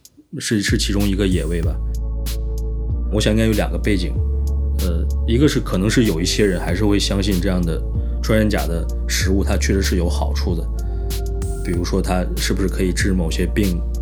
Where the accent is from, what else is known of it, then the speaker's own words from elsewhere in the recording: northern China, China; moved away as an adult; now in Guangzhou, China; 我是北方人，我在北方生活的过程中，我从来没有听说过有谁要吃穿山甲，或者是呃完全没有这方面的任何知识。呃，但是我已经在广州生活六年了